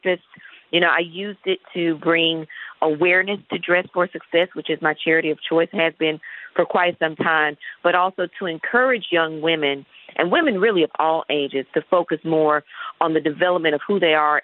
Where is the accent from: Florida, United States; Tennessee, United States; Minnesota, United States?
Tennessee, United States; Chattanooga; moved away as an adult; also born or lived in Indiana; I'm originally from Chattanooga, born and raised